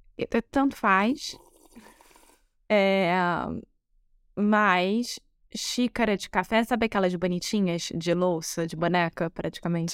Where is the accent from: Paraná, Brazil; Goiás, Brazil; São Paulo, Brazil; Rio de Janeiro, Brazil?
Rio de Janeiro, Brazil; moved away as an adult; now in Porto, Portugal; Eu sou brasileira, carioca do Rio de Janeiro